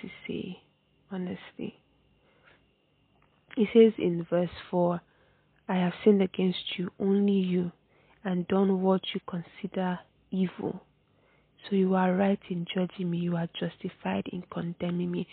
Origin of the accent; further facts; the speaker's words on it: Nigeria; I'm a Nigerian girl